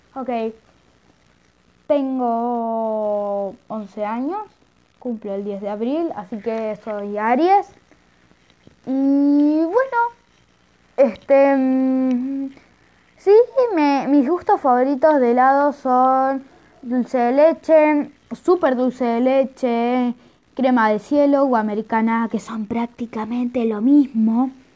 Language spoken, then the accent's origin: Spanish; Argentina; soy de Argentina